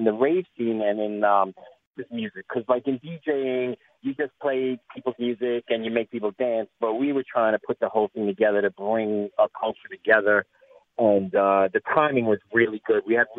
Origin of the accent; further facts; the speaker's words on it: New York City, New York, United States; I come from New York City. I grew up in Brooklyn, New York